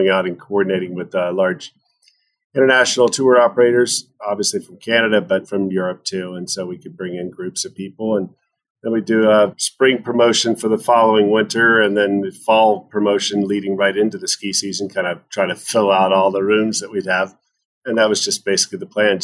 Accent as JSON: {"language": "English", "region": "Midwest", "country": "United States", "tie": "born or raised there", "also_born_or_lived": "Wyoming", "moved": "yes", "lives_now": "Montana, United States", "said": "I grew up in the Midwest"}